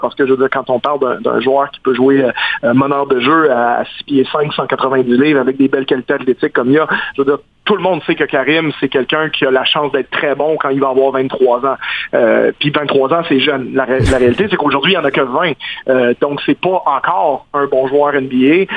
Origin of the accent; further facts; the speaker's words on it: Quebec, Canada; je suis québécois